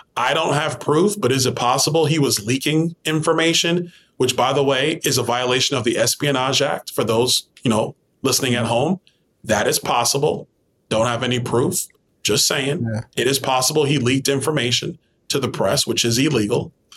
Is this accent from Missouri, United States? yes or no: no; New York City, New York, United States; I grew up in Brooklyn, New York